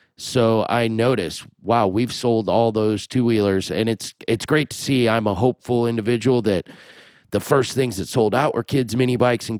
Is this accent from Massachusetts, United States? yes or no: no; Des Moines, Iowa, United States; my hometown, Des Moines